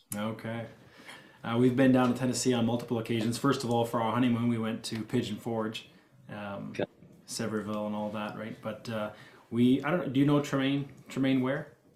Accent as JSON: {"language": "English", "region": "Ontario", "country": "Canada", "tie": "born or raised there", "said": "I was born and raised here in Ontario, Canada"}